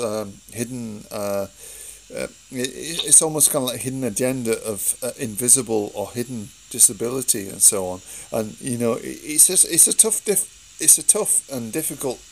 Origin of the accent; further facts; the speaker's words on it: United Kingdom; as British people